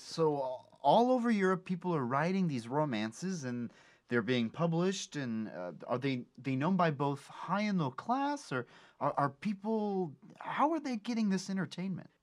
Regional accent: California, United States; I love being a Californian

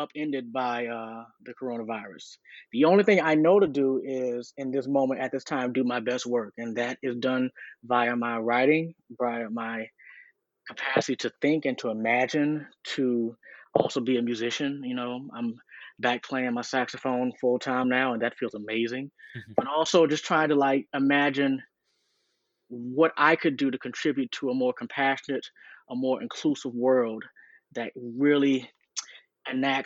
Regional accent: South Carolina, United States; moved away as an adult; also born or lived in Los Angeles, California; now in Athens, United States; I'm from South Carolina originally.

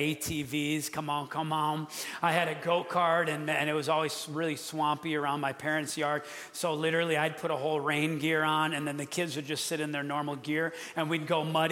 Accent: Wisconsin, United States; moved away; I'm from Wisconsin

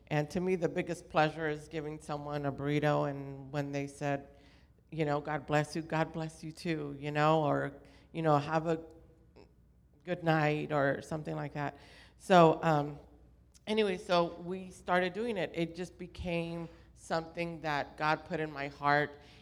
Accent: Orange County, California, United States; I grew up in Orange County

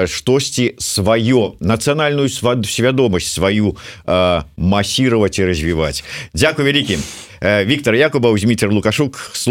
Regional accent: Belarus; конечно, конечно мы ж беларусы мы так

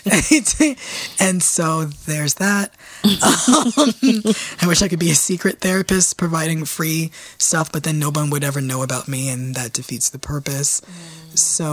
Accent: New York City, New York, United States; I am from the Bronx

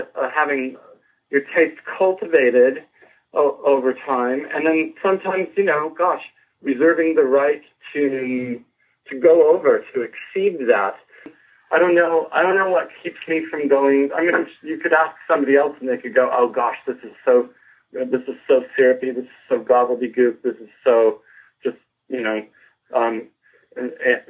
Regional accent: Santa Barbara, California, United States; also born or lived in Richmond, Virginia; now in Los Angeles, United States; I was born in Richmond, Virginia, and then my dad worked in defense, and then he got a job in California, so I grew up in Santa Barbara

